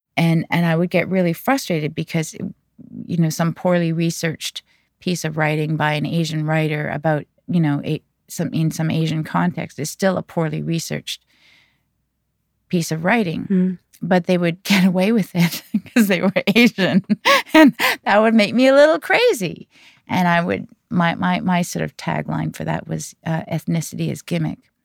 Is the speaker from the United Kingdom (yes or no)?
no; Canada; I'm not Korean. I am Canadian, but I'm Korean Canadian